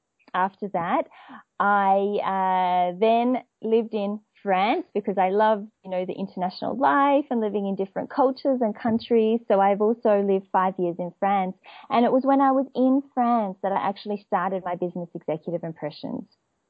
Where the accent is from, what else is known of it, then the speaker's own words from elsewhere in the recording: Perth, Western Australia, Australia; accent: Australian; Okay, so I'm from Perth, and it's in Western Australia, and it's known to be the most isolated city in the world.